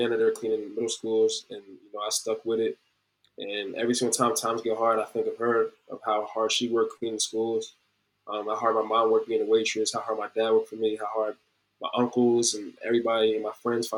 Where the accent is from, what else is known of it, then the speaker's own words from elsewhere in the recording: New Jersey, United States; moved away as an adult; I'm from Jersey. We don't have lakes out there